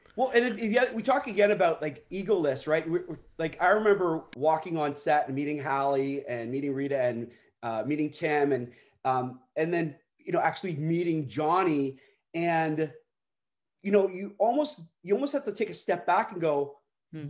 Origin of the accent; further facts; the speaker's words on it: Canada; I'm Canadian